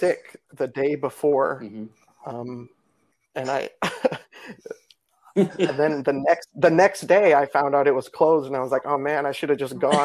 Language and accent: English; Nebraska, United States; now in Florida, United States; I'm from Nebraska